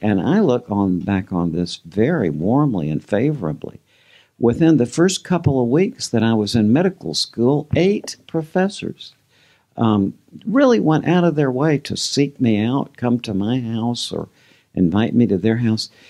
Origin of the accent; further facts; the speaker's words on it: Georgia, United States; a lot of the people I grew up with in Georgia